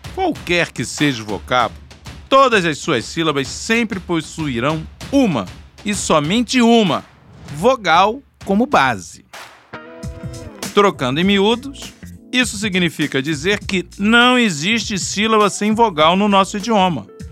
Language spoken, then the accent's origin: Portuguese; Brazil; accent: Brazilian